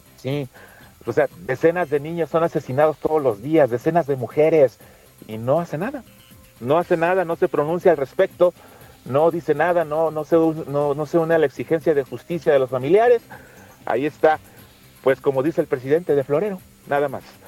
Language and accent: Spanish; Mexico